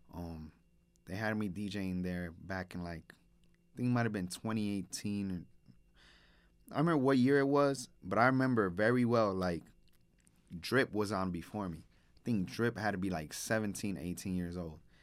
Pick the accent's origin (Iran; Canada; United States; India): United States; Chicago, Illinois; I grew up in Humboldt Park. I'm Humboldt Park born and raised